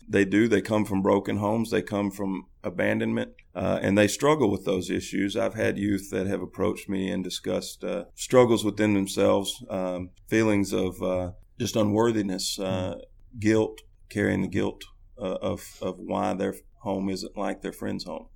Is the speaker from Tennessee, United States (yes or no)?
yes; Haywood County, Tennessee, United States; moved away as an adult; now in Jackson, United States; I'm originally from Haywood County.